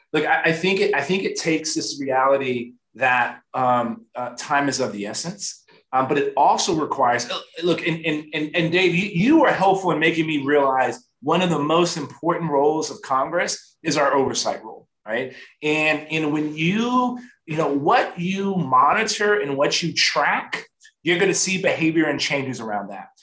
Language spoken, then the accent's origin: English; San Antonio, Texas, United States; born and raised in San Antonio, Texas, right? I'm from South Texas